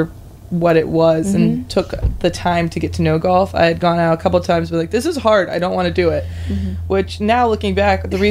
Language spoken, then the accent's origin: English; Ohio, United States; my family is a bunch of golfers, and we're all from Ohio